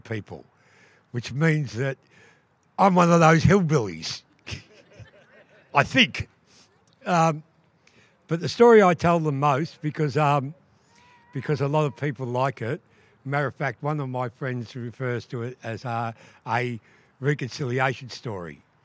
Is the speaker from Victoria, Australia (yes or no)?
yes; Wurundjeri, Victoria, Australia; I'm from Wa people